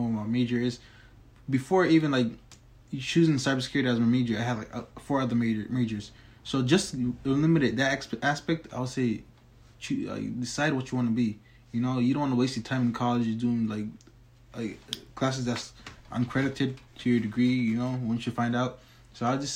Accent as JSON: {"language": "English", "region": "Tennessee", "country": "United States", "tie": "born or raised there", "said": "I was born in Tennessee, so I haven't seen a glimpse of Somalia yet"}